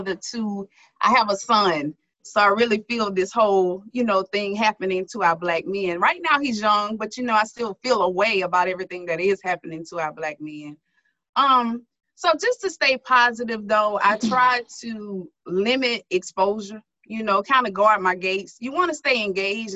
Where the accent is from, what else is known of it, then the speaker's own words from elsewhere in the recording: Starkville, Mississippi, United States; moved away as an adult; also born or lived in Jackson, Mississippi; now in Baton Rouge, United States; I'm from Starkville, Mississippi.